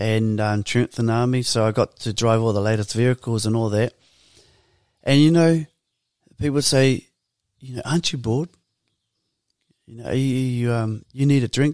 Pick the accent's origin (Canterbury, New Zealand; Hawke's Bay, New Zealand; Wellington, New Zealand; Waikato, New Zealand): Wellington, New Zealand; Porirua; growing up in Purirua for us, um, we were part of Birthright.